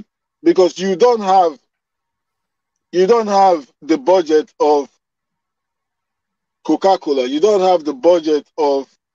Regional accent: Nigeria; where I come from Nigeria

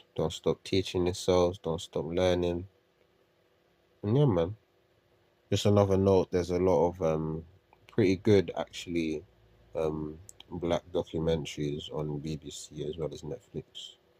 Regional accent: United Kingdom; as British people

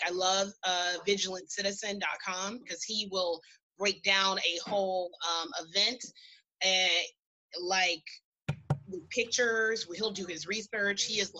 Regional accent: Kansas City, Missouri, United States; born there; So I was born in Kansas City, Missouri, so that's the only reason I paid extra close attention to this.

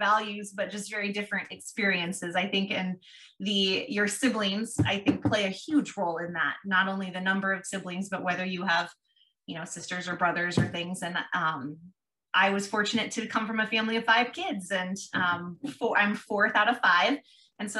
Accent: Ralston, Nebraska, United States; also born or lived in Omaha, Nebraska / Papillion, Nebraska; We live here in Papillion, grew up in Ralston, which is where Madison grew up also, and attended high school there

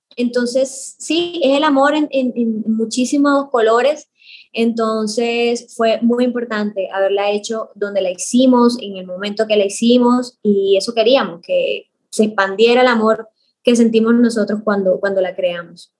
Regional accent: Caribbean coast of Colombia, Caribbean Region, Colombia; moved away as an adult; now in Bogotá, Colombia; yo que nací en el Caribe, que siempre lo extraño, que siempre vuelvo, pero que llevo 10 casi 18 años viviendo en la ciudad, en Bogotá

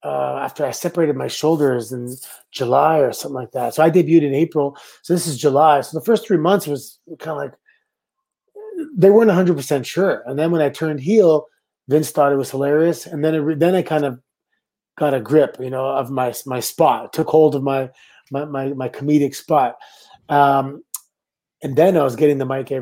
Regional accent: Canada; I'm Canadian

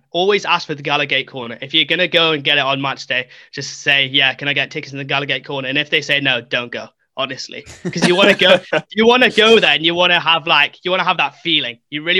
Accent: Newcastle upon Tyne, North East England, United Kingdom; Basically, I'm from Newcastle.

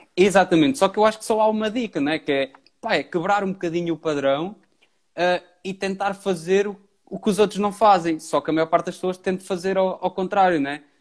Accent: Pombal, Centro, Portugal; also born or lived in Viseu; now in Porto, Portugal; Eu sou de Pombal, uh, vivo no Porto, Uh, e agora atualmente estou em Viseu

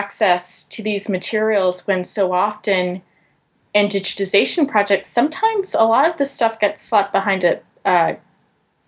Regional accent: Georgia, United States; my home state of Georgia

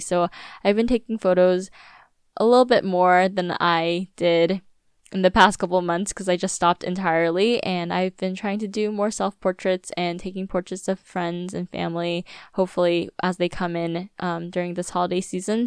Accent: Virginia Beach, Virginia, United States; born or raised there; moved away

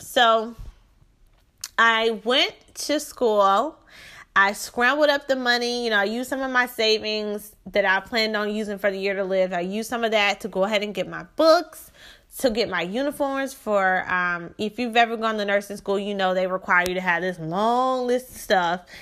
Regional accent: Shreveport, Louisiana, United States; moved away as an adult; now in Houston, United States; I am from Shreveport, Louisiana. So I was born in Shreveport, Louisiana in nineteen eighty-eight.

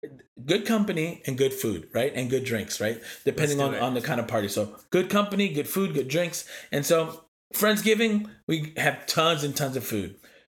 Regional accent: East Coast, United States; And I'm from the East Coast and I'm not going to lie, like it was hard.

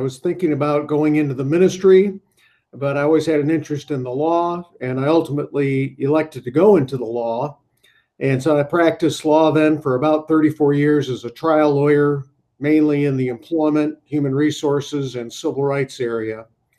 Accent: Syracuse, New York, United States; I grew up in upstate New York, Syracuse, and I was the son of a blue-collar worker and a stay-at-home mom

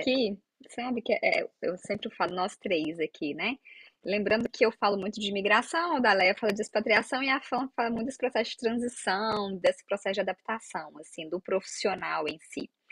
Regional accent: Minas Gerais, Brazil; moved away as an adult; also born or lived in Santa Catarina; eu sou de Minas Gerais, eu fui para Santa Catarina

